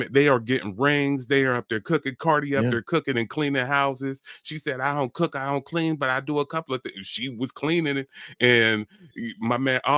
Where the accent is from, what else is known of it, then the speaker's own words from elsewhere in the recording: Ohio, United States; I'm from Ohio